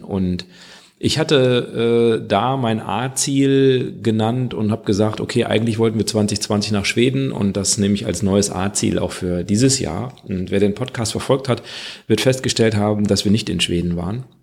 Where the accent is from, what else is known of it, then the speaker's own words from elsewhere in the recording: Kreis Viersen, North Rhine-Westphalia, Germany; ich komme ja aus dem Kreis Viersen